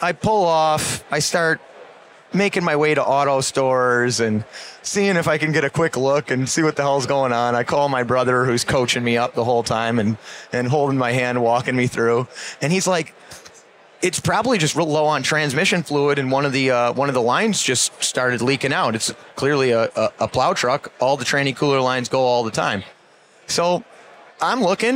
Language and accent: English; Buffalo, New York, United States; I'm from Buffalo, New York